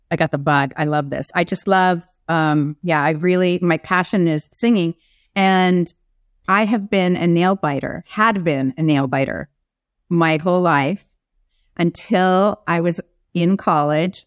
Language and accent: English; Arizona, United States; moved away as an adult; I was from Arizona